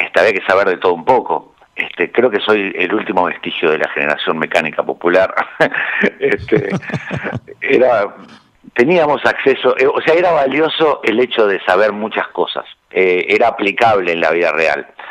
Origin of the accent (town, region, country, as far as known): Montevideo, Uruguay